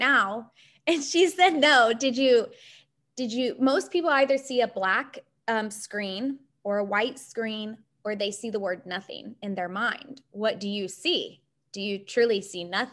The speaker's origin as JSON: {"language": "English", "area": "Ozark Mountains", "region": "Missouri", "country": "United States", "tie": "born or raised there", "said": "I grew up in the Midwest in Missouri, the Ozark Mountains, on basically a lake"}